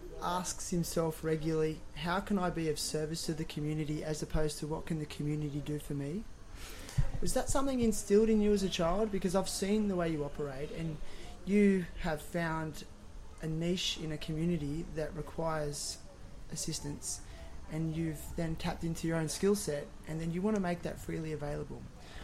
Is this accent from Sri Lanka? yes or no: yes; Sri Lanka; also born or lived in Australia / United States; So, I mean, growing up in Sri Lanka, which may be considered a developing country.